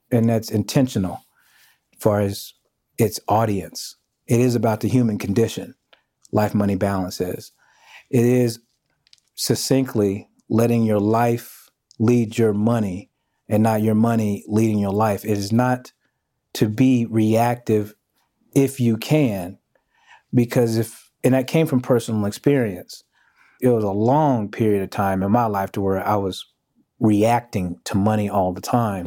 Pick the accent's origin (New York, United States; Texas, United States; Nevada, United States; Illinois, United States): Texas, United States; Houston; also born or lived in Kansas City; Born in Kansas City, raised in Houston